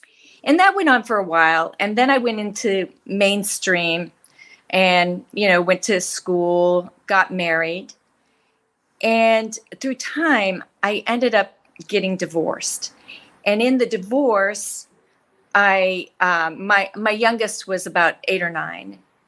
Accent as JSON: {"language": "English", "region": "Nebraska", "country": "United States", "tie": "born or raised there", "also_born_or_lived": "Wyoming / Colorado", "said": "I grew up in a rural area. I grew up in Nebraska and Wyoming and rural Colorado. And my family was economically challenged."}